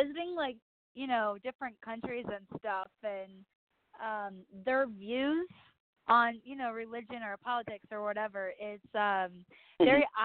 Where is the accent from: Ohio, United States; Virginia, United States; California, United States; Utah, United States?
Ohio, United States; now in Nashville, United States; I'm from Ohio